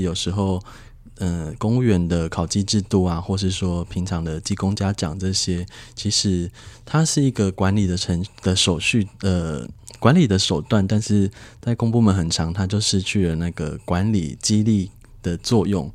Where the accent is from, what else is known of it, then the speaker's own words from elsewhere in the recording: Nantou County, Taiwan; also born or lived in Yunlin; 回到我的家乡南投，那在南投是在乡公所当，担任村干事